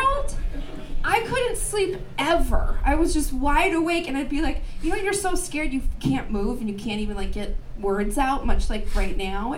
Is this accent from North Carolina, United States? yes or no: no; Minneapolis, Minnesota, United States; now in Portland, United States; I'm from Minneapolis